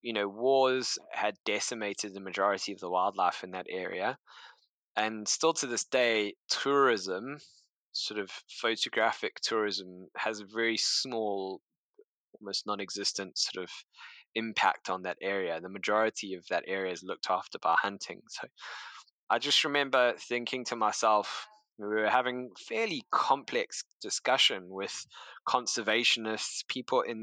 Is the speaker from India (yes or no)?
no; South Africa; moved away as an adult; also born or lived in London; I grew up in South Africa, had a fairly modest upbringing